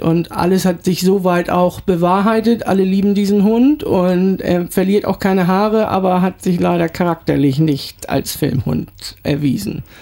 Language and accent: German; Kiel, Schleswig-Holstein, Germany; moved away as an adult; also born or lived in Yeppoon, Australia; now in Brisbane, Australia; ich bin ursprünglich aus Kiel